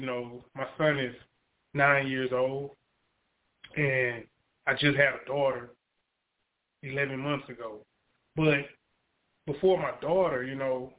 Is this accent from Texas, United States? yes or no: yes; Beaumont, Texas, United States; I'm from Beaumont, Texas.